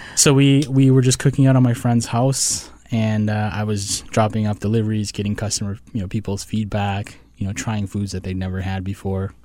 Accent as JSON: {"language": "English", "region": "Minnesota", "country": "United States", "tie": "born or raised there", "also_born_or_lived": "Wisconsin / Washington, D.C.", "moved": "as an adult", "said": "I was born in Wisconsin, but grew up in Minnesota"}